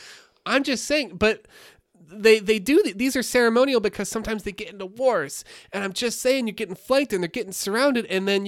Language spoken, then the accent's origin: English; New York City, New York, United States; I'm from New York City, and life is a gray blur.